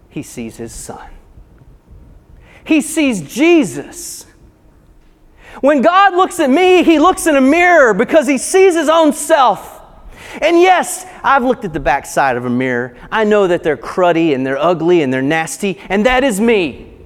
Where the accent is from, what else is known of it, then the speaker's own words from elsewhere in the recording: Appalachia, United States; Now, I, like I said earlier, I grew up in the Appalachian Mountains